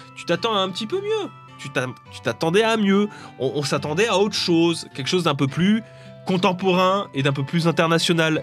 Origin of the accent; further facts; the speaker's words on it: France; je suis français